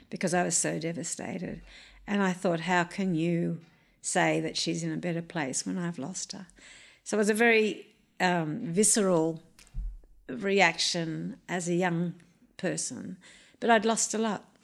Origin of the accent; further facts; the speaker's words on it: Wiradjuri country, New South Wales, Australia; I grew up on Wiradjuri country